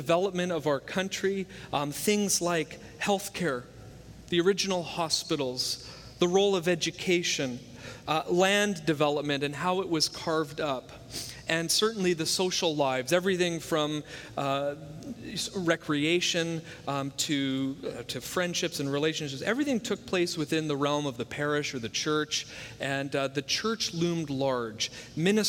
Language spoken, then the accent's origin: English; Hamilton, Ontario, Canada; it's from my hometown